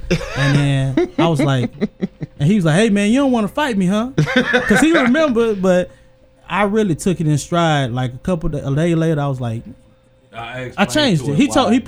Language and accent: English; Houston, Texas, United States; from Houston.